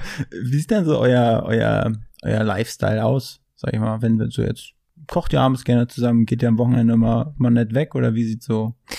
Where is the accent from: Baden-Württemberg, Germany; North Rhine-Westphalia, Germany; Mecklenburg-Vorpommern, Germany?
Mecklenburg-Vorpommern, Germany; near Schwerin; now in Berlin, Germany; Ich komme aus MacPom ursprünglich, mhm. aus der Nähe von Schwerin